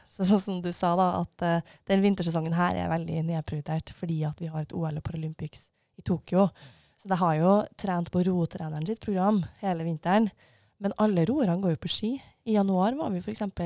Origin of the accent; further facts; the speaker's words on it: Levanger, Trøndelag, Norway; Jeg kommer fra Levanger i eh, Trøndelag